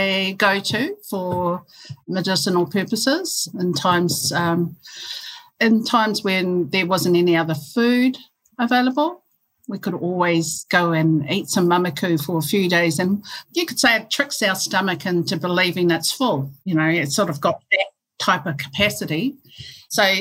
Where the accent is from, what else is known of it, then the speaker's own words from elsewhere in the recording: Hastings, Hawke's Bay, New Zealand; We grew up in Hastings and Waimarama in Ngāti Kahanunu in Hawke's Bay